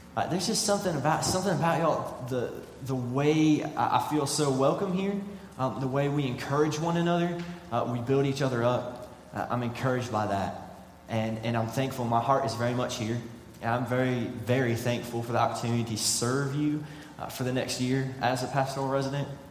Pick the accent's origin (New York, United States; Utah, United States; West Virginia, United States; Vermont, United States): West Virginia, United States; moved away as an adult; I'm from West Virginia